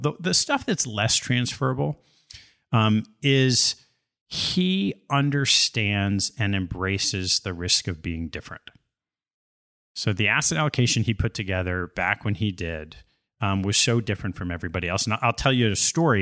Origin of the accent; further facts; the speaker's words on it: Westchester County, New York, United States; Grew up in the suburbs of New York, the mean streets of Westchester County